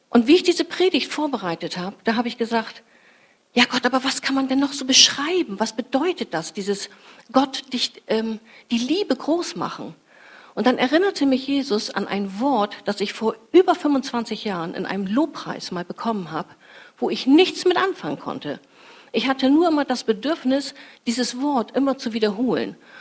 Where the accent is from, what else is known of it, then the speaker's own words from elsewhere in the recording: Fischerhude, Lower Saxony, Germany; ich bin als Teenie in meinem Heimatort Fischerhude spazieren gegangen